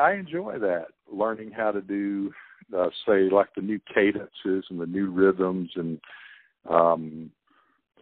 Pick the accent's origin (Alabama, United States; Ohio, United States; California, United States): Alabama, United States; Center Star; And I come from Center Star, which, you know, is like 600 people